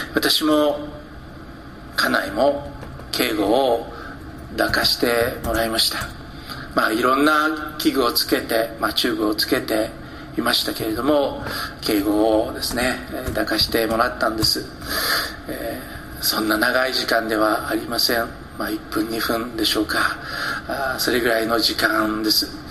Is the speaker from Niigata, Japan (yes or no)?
no; Hokkaido, Japan; 私は北海道で育ちました